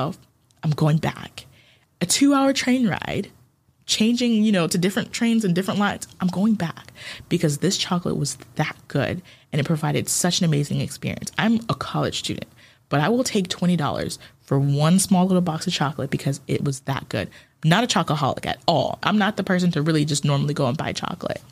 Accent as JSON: {"language": "English", "country": "Ghana", "tie": "born or raised there", "also_born_or_lived": "Japan", "moved": "yes", "lives_now": "United States", "said": "where are you born? And so I would say Ghana"}